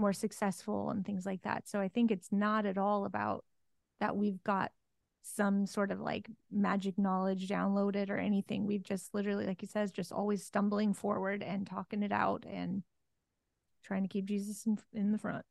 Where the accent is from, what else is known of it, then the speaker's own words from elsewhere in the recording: Oregon, United States; moved away; I'm from Oregon, born and raised